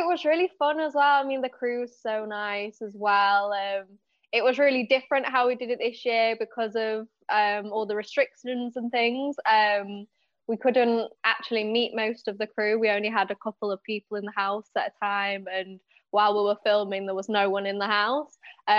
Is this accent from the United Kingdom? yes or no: yes; Leeds, Yorkshire and the Humber, United Kingdom; accent: northern; Yeah, Leeds.